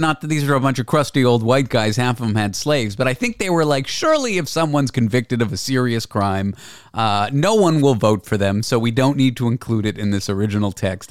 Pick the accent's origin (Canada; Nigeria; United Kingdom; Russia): Canada; now in United States; I'm a Canadian, which already it's like we don't care that much, and then I'm living in the U.S.